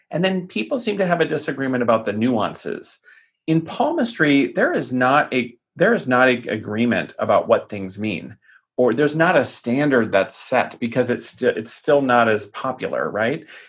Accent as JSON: {"language": "English", "town": "Tucson", "region": "Arizona", "country": "United States", "tie": "born or raised there", "said": "my hometown of Tucson, Arizona"}